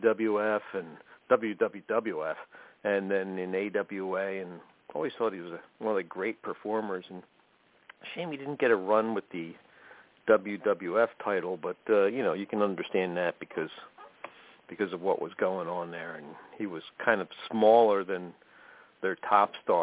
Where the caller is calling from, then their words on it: Coplay, Pennsylvania, United States; I'm calling from Pennsylvania, Copley